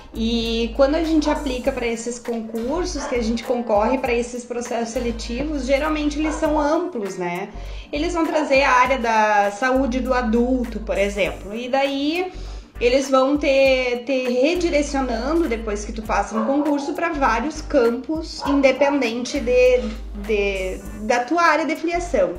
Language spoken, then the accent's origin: Portuguese; Santa Maria, Rio Grande do Sul, Brazil; Eu sou gaúcha, sou de Santa Maria, Rio Grande do Sul, vocês vão ouvir muito capaz, bate